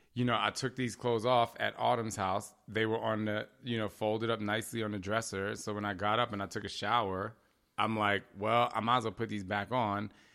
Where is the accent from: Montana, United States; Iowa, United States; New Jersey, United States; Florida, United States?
New Jersey, United States; I'm from Jersey